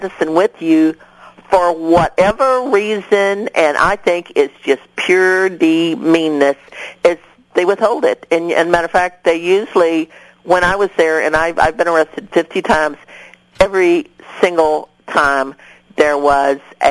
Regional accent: Seadrift, Texas, United States; I'm a shrimper from Seadrift, and you got a Union Carbide facility in my hometown

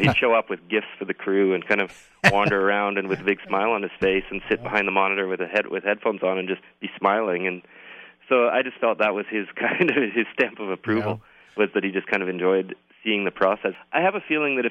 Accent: Toronto, Ontario, Canada; I'm from Toronto

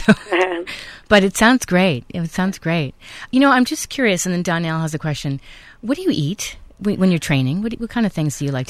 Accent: Connecticut, United States; I grew up in Connecticut

